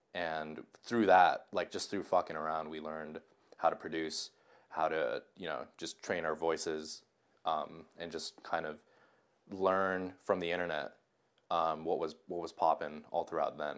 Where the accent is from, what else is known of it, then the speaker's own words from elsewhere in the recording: Japan; moved away; I'm from Japan. Uh, I just moved here.